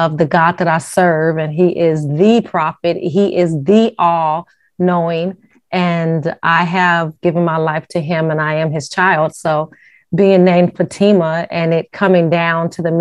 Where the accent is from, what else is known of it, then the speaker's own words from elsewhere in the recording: Las Vegas, Nevada, United States; now in Ohio, United States; I'm actually from Las Vegas, Nevada.